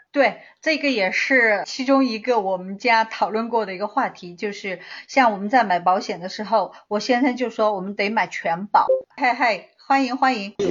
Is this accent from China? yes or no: yes; China; now in United States; 我们中国人